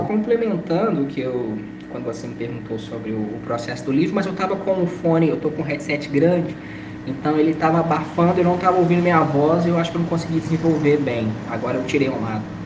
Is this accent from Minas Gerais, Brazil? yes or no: yes; Belo Horizonte, Minas Gerais, Brazil; E eu sou mineiro de Belo Horizonte, tenho 28 anos